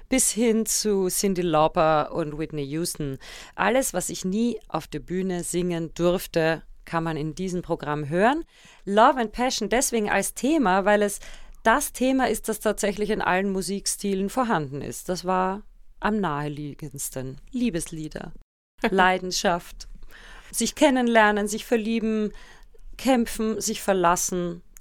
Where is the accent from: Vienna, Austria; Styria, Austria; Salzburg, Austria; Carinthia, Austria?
Vienna, Austria; now in Bonn, Germany; Ich sage immer, meine Heimat ist noch immer Wien, aber mein Zuhause ist Bonn. Meine Kinder sind hier geboren, das sind Rheinländer durch und durch.